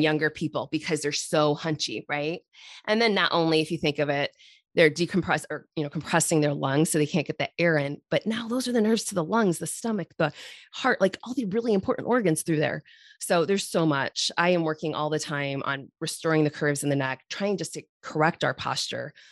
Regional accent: Irish Hills, Michigan, United States; I grew up in the Irish Hills

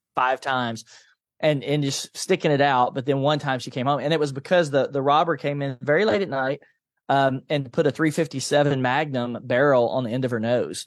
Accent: Nashville, Tennessee, United States; I grew up in a low-income family in East Nashville

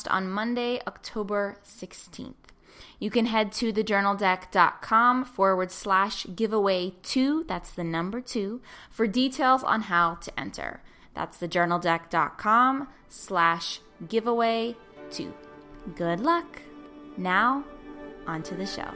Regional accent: Pittsburgh, Pennsylvania, United States; my hometown of Pittsburgh, Pennsylvania

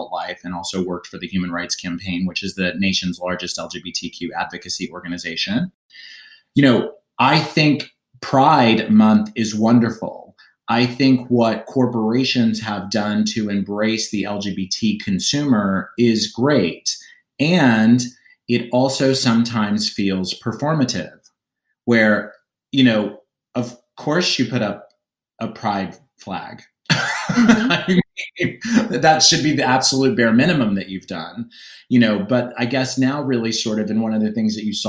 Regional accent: Oklahoma, United States; now in New York City, United States; I grew up in Oklahoma

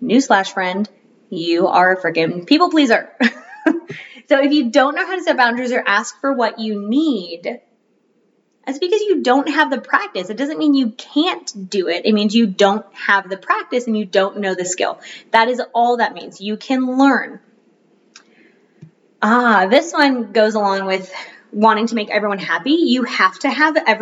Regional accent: Florida, United States; now in North Carolina, United States; my household growing up in Florida

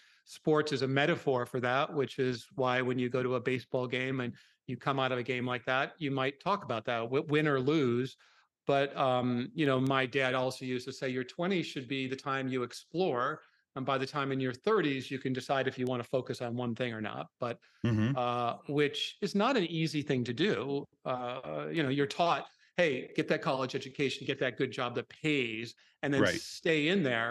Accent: Minnesota, United States; I grew up in Minnesota

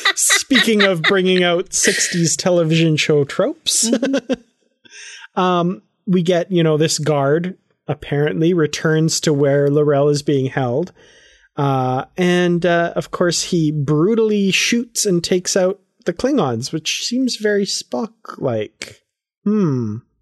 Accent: Canada; I'm from Canada

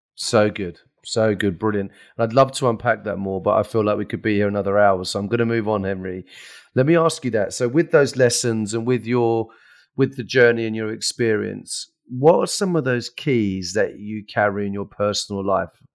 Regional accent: England, United Kingdom; we're English and we're British, right?

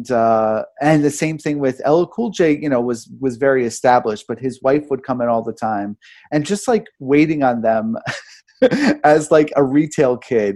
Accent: New York, United States; I grew up here in New York

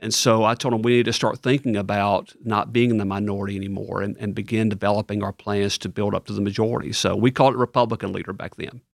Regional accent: Ripley, Tennessee, United States; moved away as an adult; also born or lived in Bartlett, Tennessee; now in East Tennessee, United States; I grew up in Ripley, Tennessee, which is all the way on the western part of the state, about an hour north of Memphis

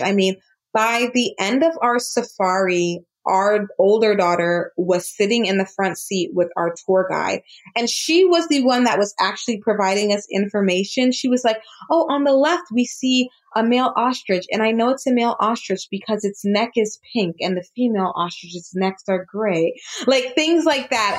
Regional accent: South Florida, United States; also born or lived in New York; I was born in New York, but I did grow up in South Florida, and I am first generation American. So both of my parents are Jamaican born

